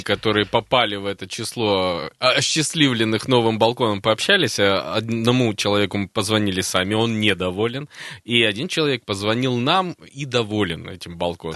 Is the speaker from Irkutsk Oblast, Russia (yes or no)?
no; Krasnoyarsk, Krasnoyarsk Krai, Russia; я как красноярец